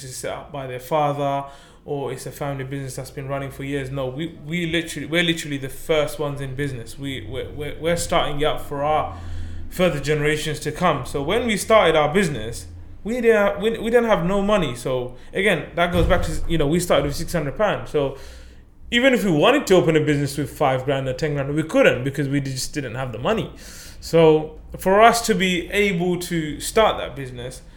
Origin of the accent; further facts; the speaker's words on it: Zakiganj, Sylhet Division, Bangladesh; now in United Kingdom; I was born in Bangladesh. My whole family was born in Bangladesh. We're from a small village in Zakigunj